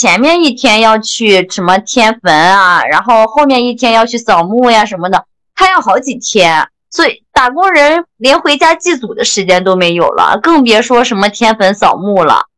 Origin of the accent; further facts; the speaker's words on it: China; 就是除夕这一天，就是对对我们中国人来说，它是一个特殊的日子